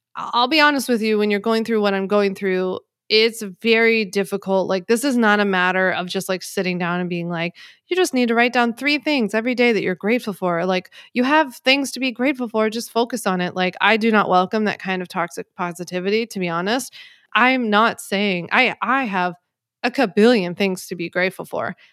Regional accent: Philadelphia, Pennsylvania, United States; now in Long Island, United States; I grew up in Philly

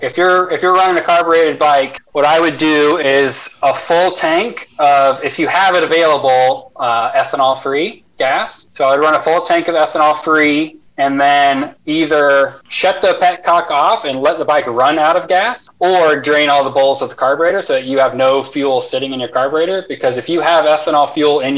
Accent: Atlanta, Georgia, United States; moved away; I grew up in Atlanta and we had Crystal Burgers.

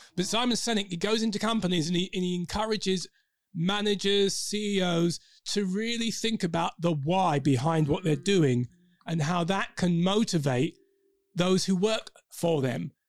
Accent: London, United Kingdom; accent: Cockney; We are we are Londoners. Oh. So um, you know, we might go into Cockney every now and again.

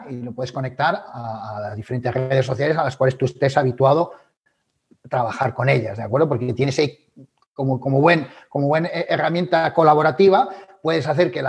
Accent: Galicia, Spain; como buen gallego yo diría depende.

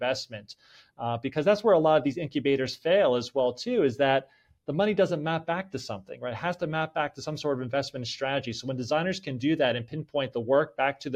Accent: Middletown, New Jersey, United States; moved away as an adult; also born or lived in Holmdel, New Jersey; now in Atlanta, United States; I had my typical suburban life growing up in New Jersey playing sports

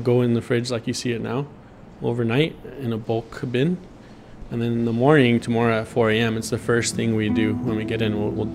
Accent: Bakersfield, California, United States; also born or lived in Long Beach; growing up here as an American raised by Mexican immigrants, born in Bakersfield

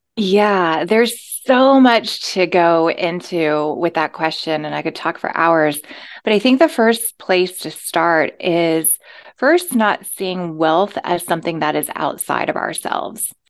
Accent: the South, United States; moved away; I came from the South

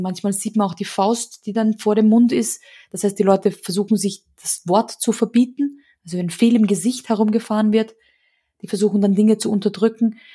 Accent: Austria; so hysterische Funsen oder sowas, nennt man das bei uns in Österreich

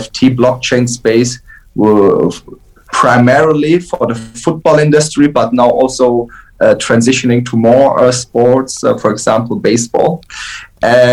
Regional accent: Frankfurt, Hesse, Germany; I grew up in Frankfurt.

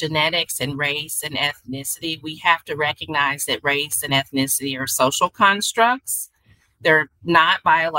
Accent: Arkansas, United States; now in Kansas City, United States; in Arkansas, from where I'm from, there's a lot of pine pollen

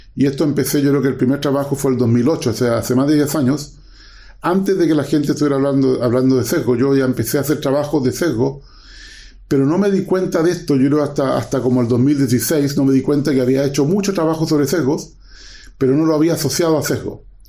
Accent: Chile; moved away as an adult; also born or lived in Waterloo, Canada; yo soy eh, chileno

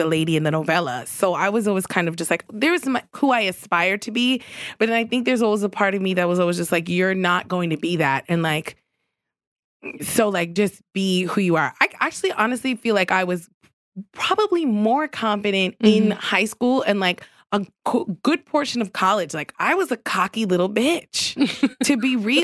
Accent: New York City, New York, United States; I grew up in Queens.

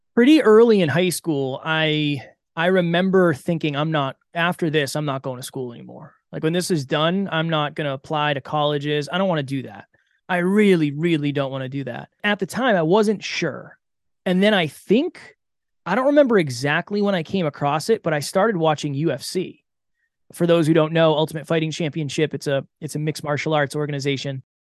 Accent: Massachusetts, United States; I grew up in Massachusetts

